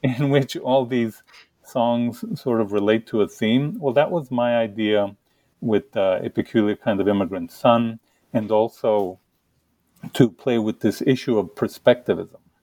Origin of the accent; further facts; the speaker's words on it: El Paso, Texas, United States; moved away as an adult; now in Kent, United States; I grew up in El Paso. You know, I grew up very poor along the Mexican border.